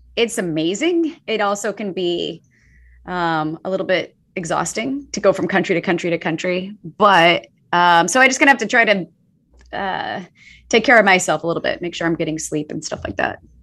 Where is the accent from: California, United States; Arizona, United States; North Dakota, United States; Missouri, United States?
Missouri, United States; St. Louis; moved away; I grew up in the middle of the United States, uh, in, uh, outside of Saint Louis, Missouri